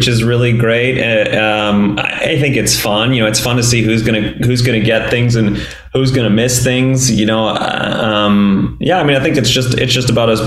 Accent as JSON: {"language": "English", "region": "Northeast", "country": "United States", "tie": "born or raised there", "also_born_or_lived": "Boston", "said": "I grew up in the Northeast"}